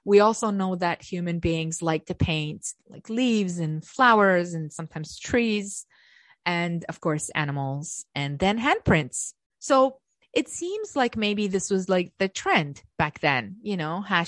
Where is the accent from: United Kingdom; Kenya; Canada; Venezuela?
Canada; I know I'm Canadian.